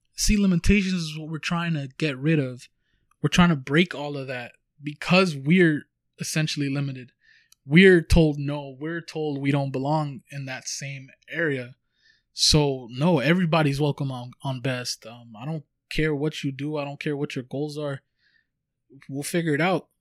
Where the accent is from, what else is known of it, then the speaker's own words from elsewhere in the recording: Huntington Park, California, United States; we come from Huntington Park, California